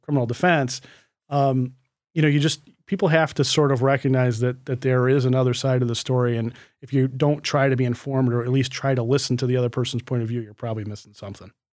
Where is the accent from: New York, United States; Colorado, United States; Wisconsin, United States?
New York, United States; Livonia; growing up in Livonia, New York